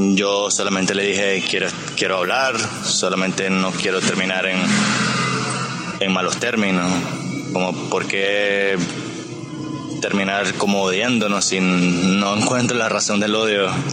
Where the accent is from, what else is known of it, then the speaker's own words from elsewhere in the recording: Nicaragua; Yo soy de Nicaragua